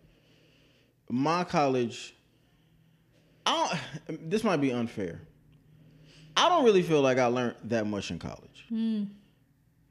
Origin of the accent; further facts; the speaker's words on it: St. Louis, Missouri, United States; where I grew up in St. Louis